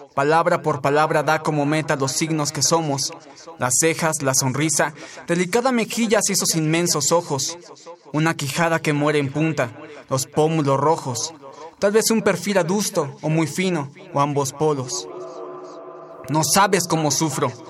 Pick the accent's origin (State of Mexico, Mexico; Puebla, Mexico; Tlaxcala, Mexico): State of Mexico, Mexico; Tlalnepantla; tengo 25 años, soy de Tlanepantla, Estado de México